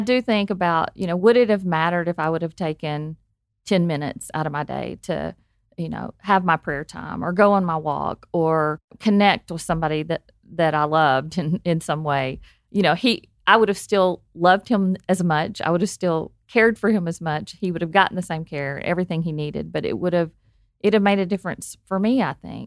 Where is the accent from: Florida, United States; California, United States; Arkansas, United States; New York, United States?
Arkansas, United States; I am from Arkansas, if you can't tell by the accent